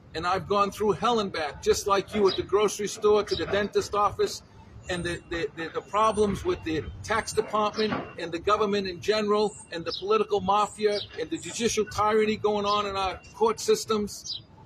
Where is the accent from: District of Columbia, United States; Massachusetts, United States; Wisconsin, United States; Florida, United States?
Massachusetts, United States; Boston; I was born in Boston.